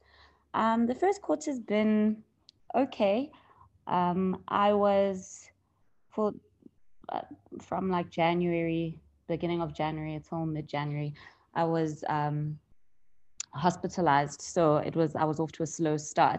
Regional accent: Vereeniging, Gauteng, South Africa; also born or lived in Johannesburg; I'm originally from the Vereeniging. It's a small town south of Johannesburg. Mm-hmm. I went to primary school there

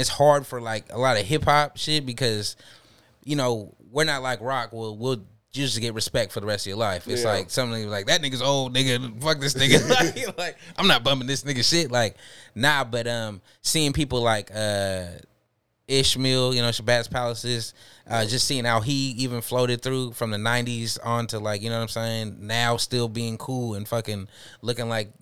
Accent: Seattle, Washington, United States; I'm from Franklin

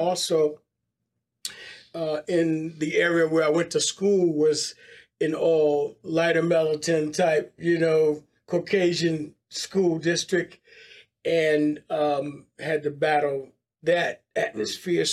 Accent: Philadelphia, Pennsylvania, United States; now in Dallas, United States; I grew up in Philadelphia

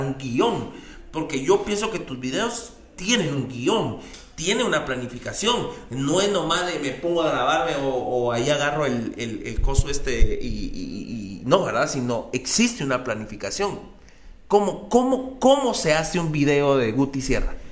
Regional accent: Mixco, Guatemala Department, Guatemala; en un barrio como la zona 5 o como, como en el que yo crecí, en Misco

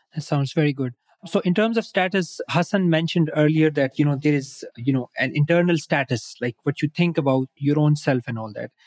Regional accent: Pakistan; I'm from Pakistan. I'm based here

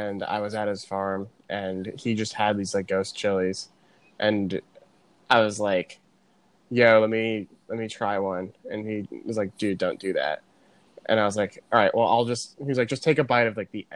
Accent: New Jersey, United States; I'm 26, I'm from New Jersey

